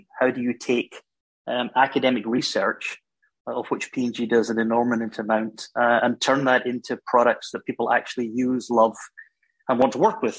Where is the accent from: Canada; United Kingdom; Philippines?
United Kingdom; Glasgow, Scotland; accent: Scottish; moved away as an adult; also born or lived in Germany; You can gather from my accent, I'm Scottish. I was born in Glasgow in Scotland. I actually went to Glasgow University